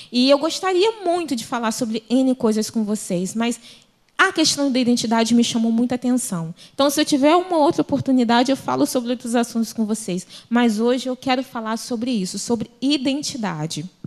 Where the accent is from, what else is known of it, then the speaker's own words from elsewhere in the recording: Brazil; eu, como brasileira, eu tenho características que mostram para outras pessoas que eu sou brasileira.